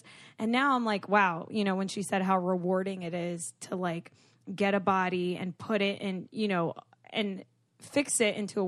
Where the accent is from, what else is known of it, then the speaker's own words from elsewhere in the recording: United States; I'm American